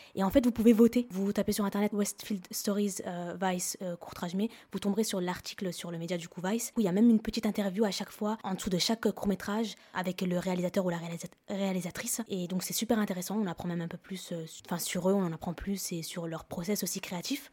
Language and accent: French; Lebanon; je suis libanaise